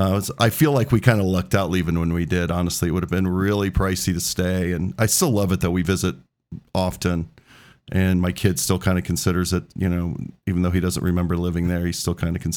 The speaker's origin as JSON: {"language": "English", "town": "Excelsior Springs", "region": "Missouri", "country": "United States", "tie": "born or raised there", "said": "so you will know where Excelsior Springs, Missouri is. That's where I was born, raised mostl"}